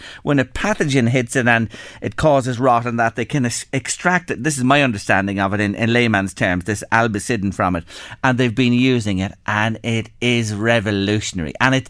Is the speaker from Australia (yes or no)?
no; Ireland; can I go to Germany and open an account, being an Irish person in a bank in Germany?